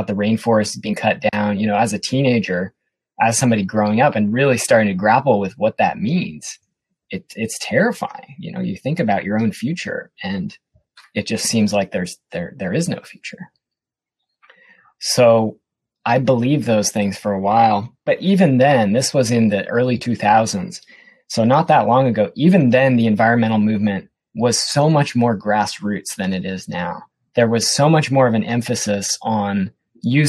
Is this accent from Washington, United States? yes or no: yes; Seattle, Washington, United States; My background is I grew up in Seattle